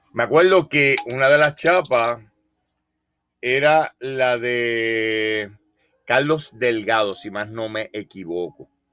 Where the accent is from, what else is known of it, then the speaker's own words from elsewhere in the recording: Puerto Rico; also born or lived in Polk County, Florida; now in Florida, United States; soy puertorriqueño, de la isla más pequeña del Caribe. Creo que el acento me, eh, me delata